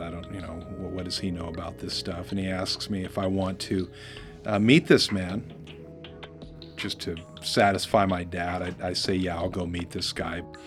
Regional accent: Oregon, United States; also born or lived in Bay Area, California; We, we moved up from the Bay Area and uh, having uh, biracial parents at that time was not uh, a very popular thing in Oregon.

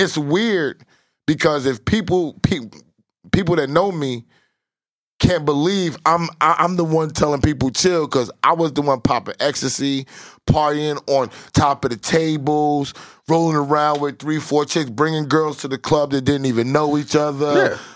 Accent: New York City, New York, United States; It terrorized me growing up in Southside Jamaica, Queens.

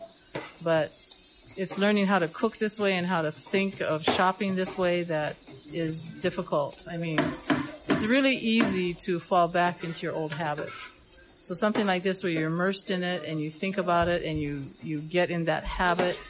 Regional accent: Leavenworth, Washington, United States; moved away as an adult; now in Molokai, United States; I grew up in Leavenworth, Washington

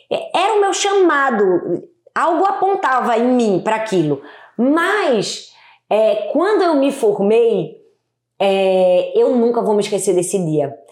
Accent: Recife, Pernambuco, Brazil; accent: nordestino; De Recife. De Recife. É, meu sotaque é bem nordestino.

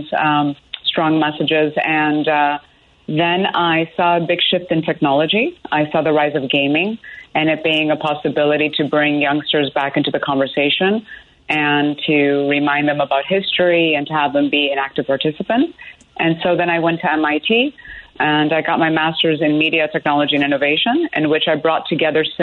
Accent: Chicago, Illinois, United States; moved away; also born or lived in Evanston; I am a Chicagoan originally, was born in Evanston

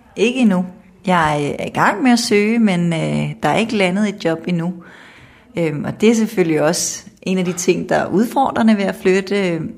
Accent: Kokkedal, Capital Region of Denmark, Denmark; moved away as an adult; now in Jutland, Denmark; så er jeg vokset op i Kokkedal

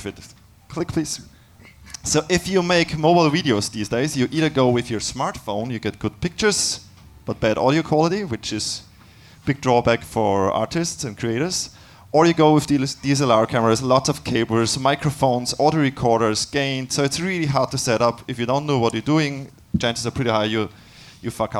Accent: Austria; I'm from Austria

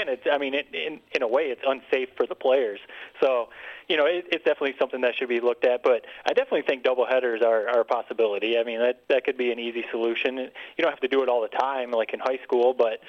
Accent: Detroit, Michigan, United States; that's my hometown team, but I like the view for when you're sitting and you see the Detroit skyline.

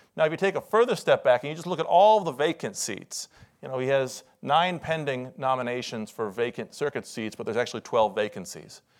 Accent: Iowa, United States; now in Washington, D.C., United States; I'm originally from Iowa, where in the last few weeks they've gotten twenty-six inches of snow.

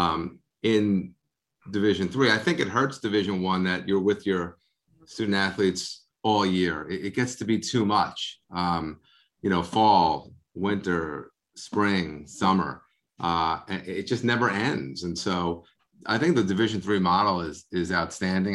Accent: Long Island, New York, United States; now in Bergen County, United States; I'm from Long Island

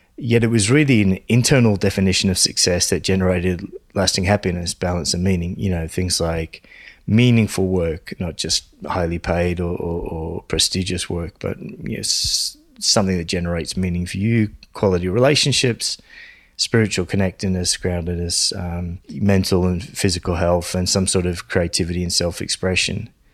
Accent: Sydney, New South Wales, Australia; also born or lived in London; places like Sydney where I grew up and in London

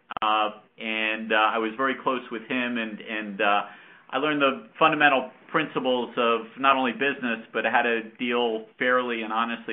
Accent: Yonkers, New York, United States; I grew up in Yonkers, New York, just outside of New York City

